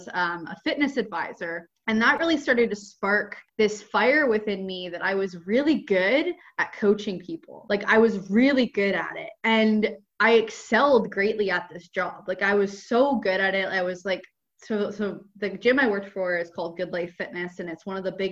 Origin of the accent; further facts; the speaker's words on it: Ontario, Canada; moved away as an adult; I'm from Canada. I grew up in Ontario